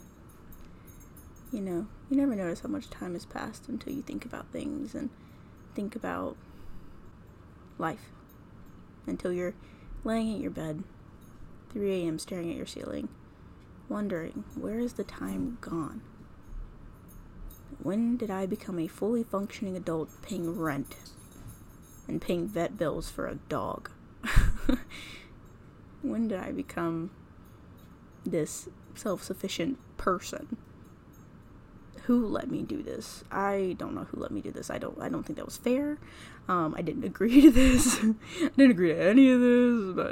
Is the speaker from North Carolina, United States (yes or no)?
yes; North Carolina, United States; I'm from North Carolina.